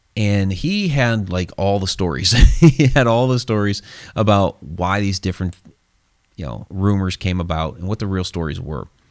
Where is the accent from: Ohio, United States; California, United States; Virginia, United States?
Ohio, United States; it's my home state